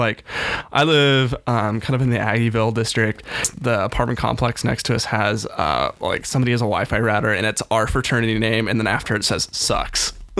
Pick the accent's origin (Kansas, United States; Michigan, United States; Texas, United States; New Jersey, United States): Kansas, United States; Tribune; moved away as an adult; now in Manhattan, Kansas, United States; I'm from this tiny town out in western Kansas called Tribune. No one's probably ever heard